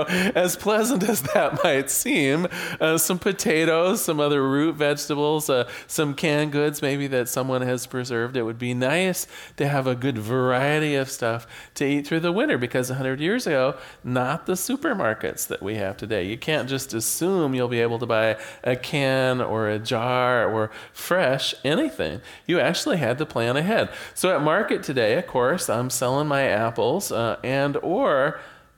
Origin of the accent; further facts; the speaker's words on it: Newport, Oregon, United States; I was born here in Newport, Oregon.